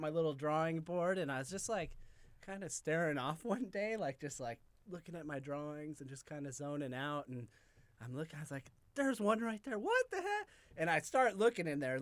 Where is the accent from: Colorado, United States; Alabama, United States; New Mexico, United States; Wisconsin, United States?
Colorado, United States; moved away; also born or lived in New York; I'm originally from Colorado.